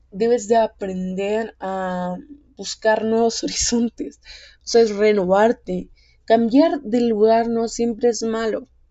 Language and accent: Spanish; Guatemala; aquí en mi país, Guatemala